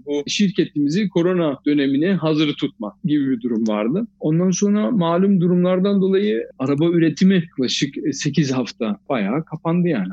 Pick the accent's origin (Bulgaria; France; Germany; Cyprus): Germany; Dortmund, North Rhine-Westphalia; moved away as an adult; also born or lived in Fatsa, Ordu (ancestry); now in Stuttgart, Germany; Doğuma büyüme Dortmund, Almanya'nın Dortmund şehrinde doğduk, büyüdük